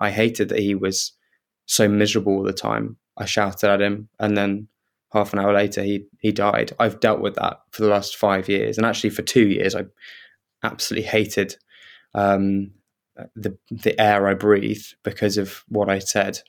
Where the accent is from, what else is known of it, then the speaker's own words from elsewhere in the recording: Kent, South East England, United Kingdom; I grew up in Kent, so I was living in Kent at the time.